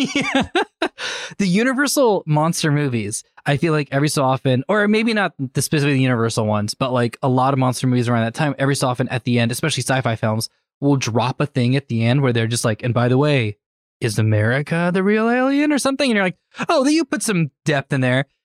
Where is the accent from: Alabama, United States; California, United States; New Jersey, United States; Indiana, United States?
California, United States; where Birdemic takes place; moved away; my hometown is where Birdemic takes place